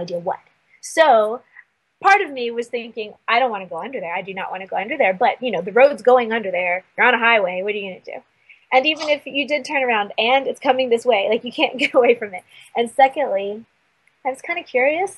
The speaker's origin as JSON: {"language": "English", "region": "Virginia", "country": "United States", "tie": "born or raised there", "moved": "yes", "lives_now": "Sedona, United States", "said": "I grew up in Virginia"}